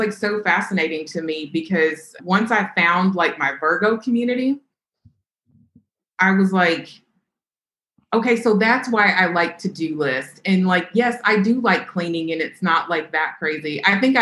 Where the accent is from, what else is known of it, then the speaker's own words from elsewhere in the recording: Kentucky, United States; I grew up in Kentucky